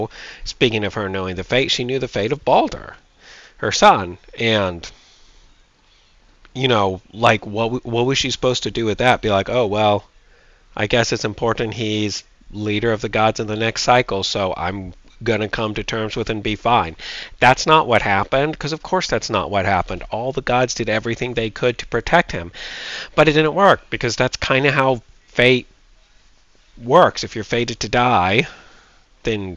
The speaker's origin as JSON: {"language": "English", "country": "United States", "said": "I'm an American"}